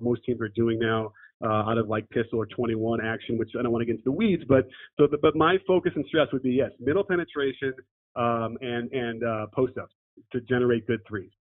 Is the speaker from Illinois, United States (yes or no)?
yes; Chicago, Illinois, United States; I grew up in Chicago